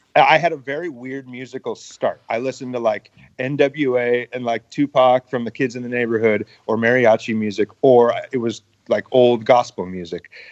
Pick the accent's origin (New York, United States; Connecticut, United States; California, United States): California, United States; San Diego; I grew up in San Diego